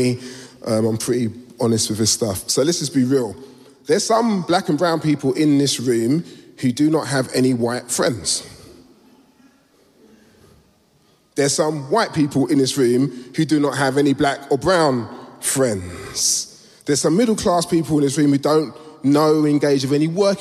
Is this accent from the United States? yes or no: no; London, United Kingdom; I was born in Southeast London a few years ago, and Peckham's changed